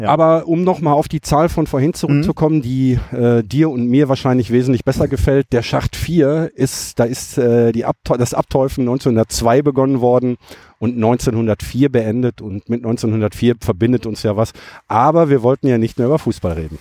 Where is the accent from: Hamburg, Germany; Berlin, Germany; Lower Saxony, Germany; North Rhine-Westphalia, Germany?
North Rhine-Westphalia, Germany; Herten; bei uns in Herten